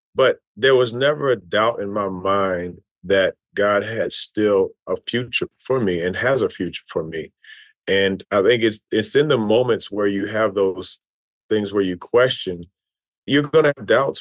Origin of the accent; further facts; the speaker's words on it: Louisville, Kentucky, United States; moved away as an adult; also born or lived in Tennessee / New York; Grew up two doors down from Muhammad Ali in, in Louisville, Kentucky